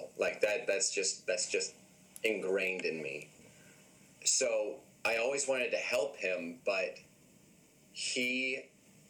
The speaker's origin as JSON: {"language": "English", "region": "North Carolina", "country": "United States", "said": "I'm from North Carolina"}